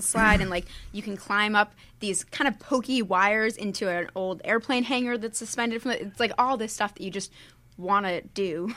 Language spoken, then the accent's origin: English; Worcester, Massachusetts, United States; moved away as an adult; also born or lived in Pennsylvania; now in California, United States; I was born in Pennsylvania, but I'm from Massachusetts. I grew up in Massachusetts